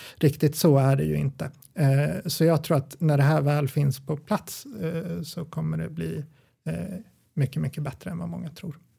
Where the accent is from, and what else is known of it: Gävle, Gävleborg County, Sweden